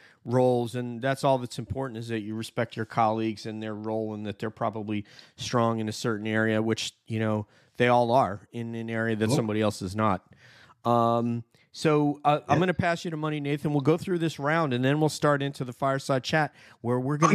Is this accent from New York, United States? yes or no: yes; New York, United States; I'm a New Yorker